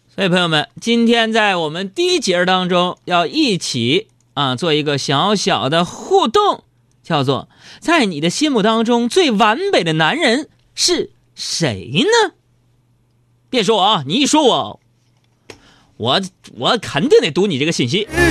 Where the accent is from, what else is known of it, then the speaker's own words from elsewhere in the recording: Northeast China, China; accent: Northeastern; 我们东北话是瓢